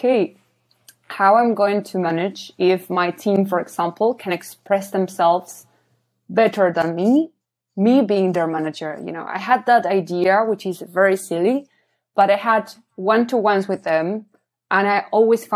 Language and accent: English; Argentina; English is a second language; moved away as an adult; also born or lived in Australia; now in Copenhagen, Denmark; I'm from Argentina